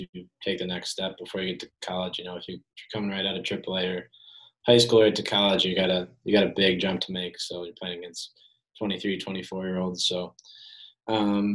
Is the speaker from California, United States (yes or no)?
no; Madison, Wisconsin, United States; growing up in Madison with my family here